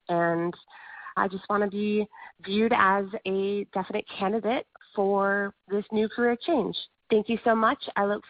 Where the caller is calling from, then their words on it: Gilbert, Arizona, United States; I'm calling from Gilbert, Arizona.